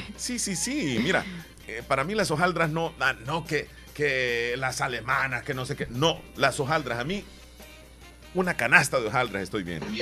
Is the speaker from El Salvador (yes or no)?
yes; eastern El Salvador, El Salvador; ¿Y de dónde soy? O sea, soy de acá